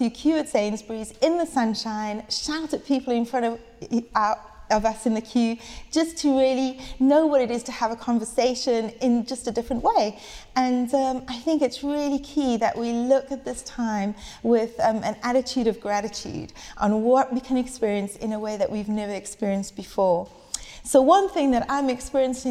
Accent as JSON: {"language": "English", "country": "South Africa", "moved": "as an adult", "lives_now": "United Kingdom", "said": "I was 18 years old, and I moved over to the UK from South Africa"}